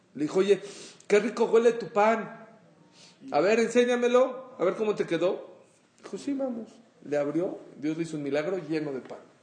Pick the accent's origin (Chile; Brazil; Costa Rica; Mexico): Mexico; le dije que soy de México